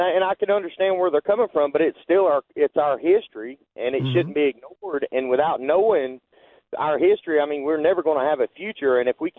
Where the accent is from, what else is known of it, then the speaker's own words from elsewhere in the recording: Georgia, United States; Well, I mean, I'm from the South. I'm from Georgia.